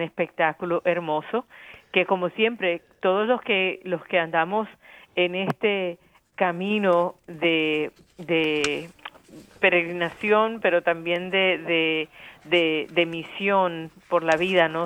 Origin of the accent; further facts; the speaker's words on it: Barranquilla, Atlántico, Colombia; now in United States; Yo soy yo nací en Barranquilla